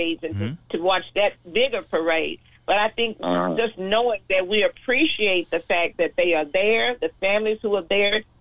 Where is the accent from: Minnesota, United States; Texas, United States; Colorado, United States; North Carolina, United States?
Texas, United States; Austin; I'm from Austin, Texas. So we had an auditorium, of course, in the African-American part of East Austin